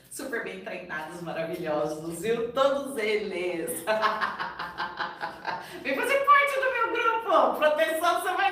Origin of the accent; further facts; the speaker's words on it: Brazil; born there; porque eu nasci no Brasil, tá?